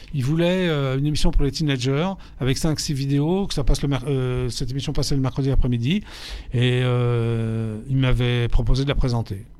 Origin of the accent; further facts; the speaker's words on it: Paris, Île-de-France, France; j'ai grandi, je suis né à Paris, donc j'ai grandi à Paris 11e, avenue Parmentier